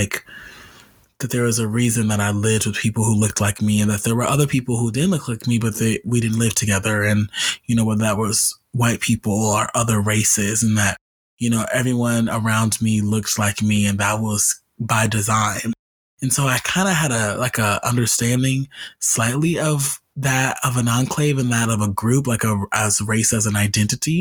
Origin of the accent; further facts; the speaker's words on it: Los Angeles, California, United States; I grew up in Los Angeles. I grew up in LA, but I grew up in South LA.